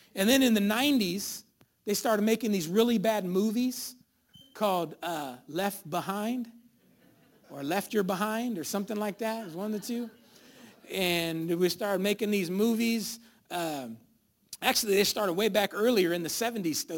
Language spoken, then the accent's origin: English; Sacramento, California, United States; I was born over there on San Roque and I was, I lived there my whole life